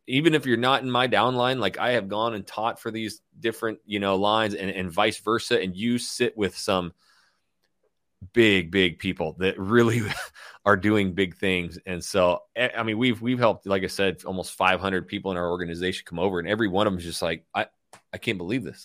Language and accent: English; Coeur d'Alene, Idaho, United States; moved away as an adult; also born or lived in Hayden Lake, Idaho / Portland; my hometown of Coeur d'Alene, Idaho, Hayden Lake, Idaho